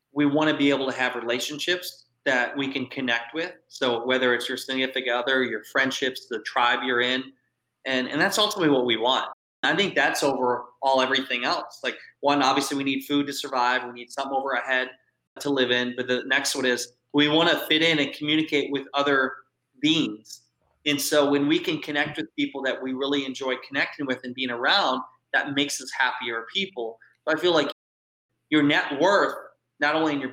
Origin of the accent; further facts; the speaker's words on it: Iowa, United States; I grew up in Iowa.